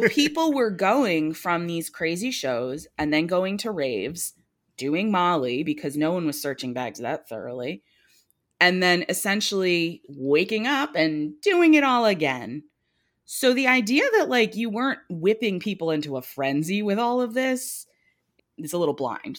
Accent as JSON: {"language": "English", "region": "New Jersey", "country": "United States", "tie": "born or raised there", "said": "I grew up in New Jersey"}